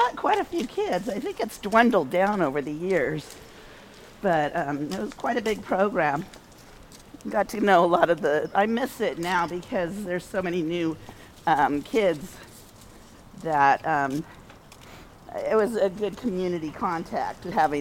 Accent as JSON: {"language": "English", "town": "Fremont", "region": "California", "country": "United States", "tie": "born or raised there", "also_born_or_lived": "Modesto, California", "said": "I've lived in Niles since I was 7, so I'm 61 now. Before that, I lived in Glenmore. So I've been in Fremont all my life, basically"}